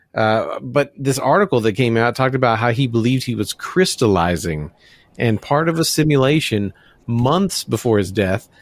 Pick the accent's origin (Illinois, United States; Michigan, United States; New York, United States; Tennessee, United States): Tennessee, United States; Memphis; I'm from Memphis, Tennessee